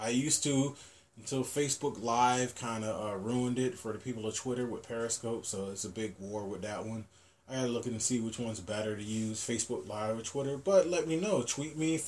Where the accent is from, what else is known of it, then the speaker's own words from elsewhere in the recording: Virginia, United States; moved away; also born or lived in Hawaii; my home state where I grew up